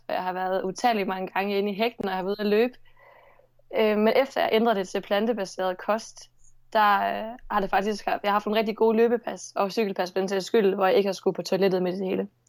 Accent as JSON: {"language": "Danish", "town": "Nordborg", "region": "Southern Denmark", "country": "Denmark", "tie": "born or raised there", "also_born_or_lived": "Sønderborg", "accent": "Southern Jutlandic", "said": "jeg kommer fra Nordborg"}